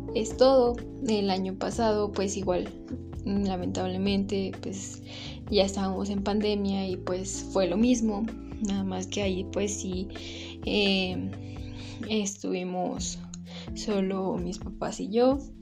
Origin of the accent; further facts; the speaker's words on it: Mexico; soy mexicana